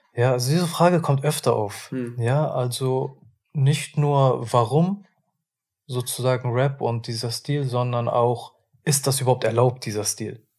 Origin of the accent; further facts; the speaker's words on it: Hamburg, Germany; ich komme ja aus Hamburg